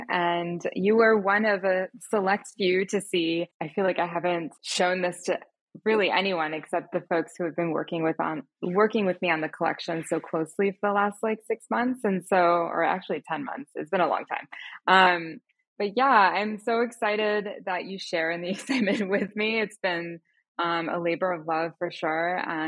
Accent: Pakistan; also born or lived in United States; which I'm Pakistani and American. I grew up in both places, and that definitely has an influence on my personal style.

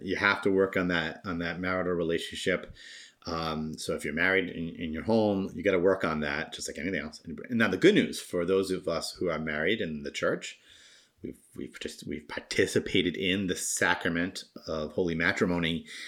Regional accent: Rhode Island, United States; now in Massachusetts, United States; I'm from Rhode Island, and love all my friends and family who live there still

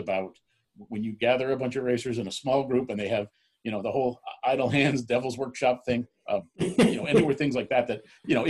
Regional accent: Florida, United States; born or raised there

